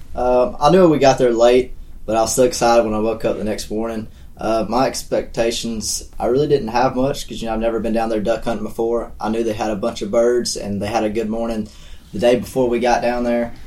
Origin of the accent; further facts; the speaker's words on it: Verbena, Alabama, United States; I'm from Verbena, Alabama